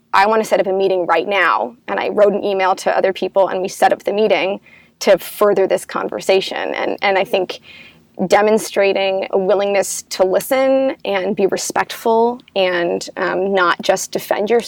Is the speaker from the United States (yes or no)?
yes; United States; I'm American